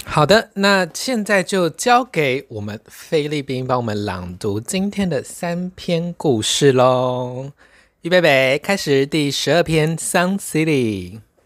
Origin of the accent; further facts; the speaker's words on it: Taiwan; 在理解我是从台湾来巴黎观光之后